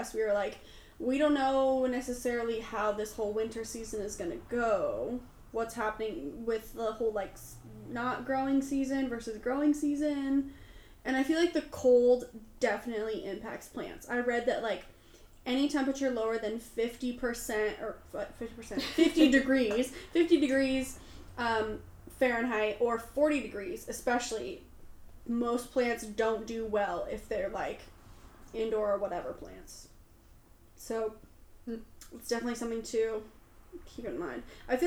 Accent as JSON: {"language": "English", "region": "Oregon", "country": "United States", "tie": "born or raised there", "moved": "yes", "said": "I grew up in Oregon"}